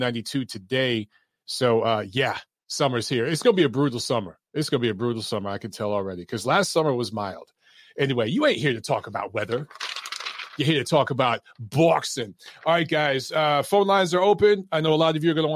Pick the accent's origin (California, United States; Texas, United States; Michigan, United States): Michigan, United States; Detroit; moved away; I grew up in Detroit